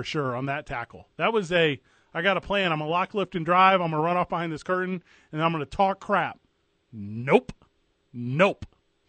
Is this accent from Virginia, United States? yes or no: no; St. Louis, Missouri, United States; moved away; You boys know I grew up in St. Louis, Missouri, which is by no means an easy city.